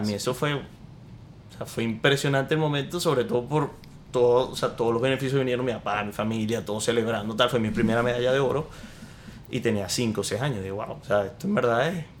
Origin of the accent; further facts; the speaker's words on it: Maracaibo, Zulia, Venezuela; now in United States; yo soy de Maracaibo, de Venezuela. Eh, nací en Estados Unidos.